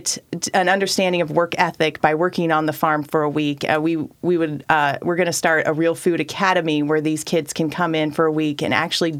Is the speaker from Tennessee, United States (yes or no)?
no; Klamath Falls, Oregon, United States; Born and raised in Oregon